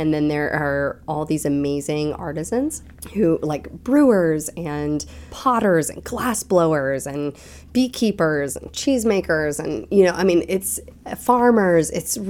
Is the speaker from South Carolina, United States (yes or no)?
yes; Conway, South Carolina, United States; born there; now in Asheville, United States; So I was born in South Carolina.